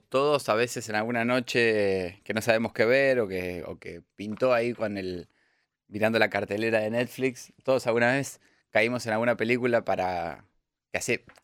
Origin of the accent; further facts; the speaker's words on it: Pergamino, Buenos Aires Province, Argentina; soy de Pergamino. No, viví nunca en Chipoletti.